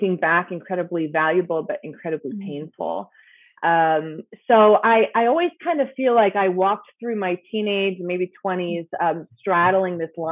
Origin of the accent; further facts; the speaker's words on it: Lancaster, Pennsylvania, United States; moved away as an adult; also born or lived in Philadelphia, Pennsylvania; now in Indianapolis, United States; I grew up in Lancaster, Pennsylvania